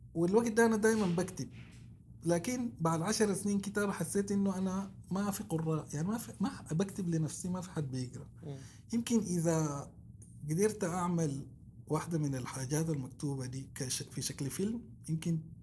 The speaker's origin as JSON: {"language": "Arabic", "country": "Sudan", "tie": "born or raised there", "said": "انا طفولتي تربيت في السودان"}